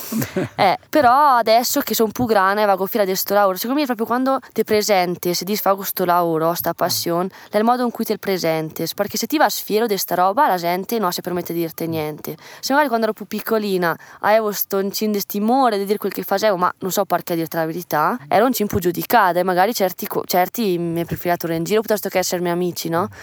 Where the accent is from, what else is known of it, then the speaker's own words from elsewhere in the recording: Tesero, Trentino-Alto Adige, Italy; 19 anni, e sono De Tesera